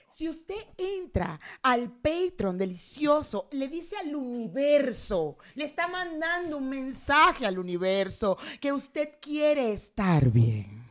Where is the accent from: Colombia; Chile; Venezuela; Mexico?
Mexico